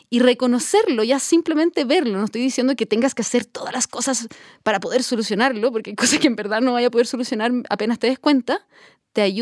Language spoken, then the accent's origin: Spanish; Chile; como chilenos